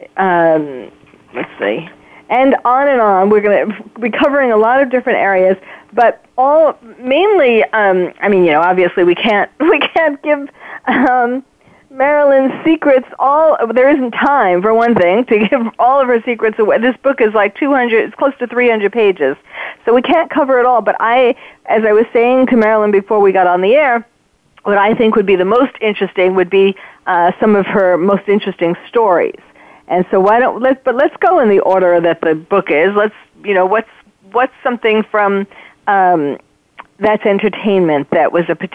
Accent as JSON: {"language": "English", "region": "New York", "country": "United States", "tie": "born or raised there", "moved": "yes", "said": "I'm born and bred in New York"}